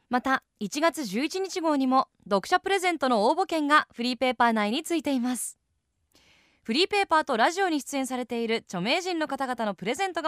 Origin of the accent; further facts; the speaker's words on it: United States; born there; アメリカ生まれで、